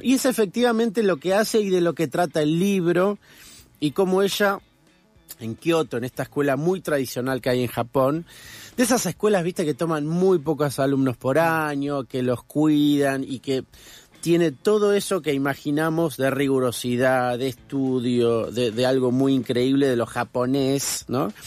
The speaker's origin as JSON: {"language": "Spanish", "region": "Buenos Aires", "country": "Argentina", "tie": "born or raised there", "also_born_or_lived": "Corrientes", "said": "yo soy correntino, pero crecí acá en Buenos Aires"}